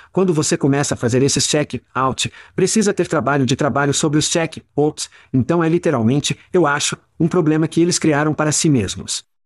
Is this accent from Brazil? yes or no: no; United States; moved away as an adult; now in Ireland; Como americanos